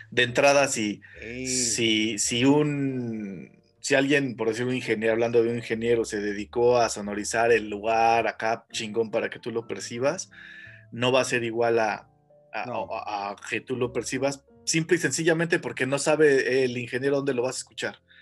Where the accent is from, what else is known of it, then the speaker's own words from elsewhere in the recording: Mexico; nuestro país que cada vez creo es menos o más tercermundista